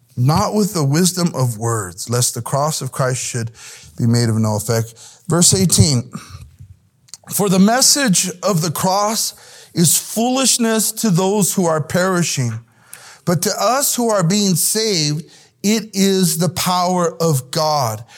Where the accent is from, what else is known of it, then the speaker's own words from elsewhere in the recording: South El Monte, California, United States; Growing up in El-, South El Monte, which is a hard neighborhood to grow up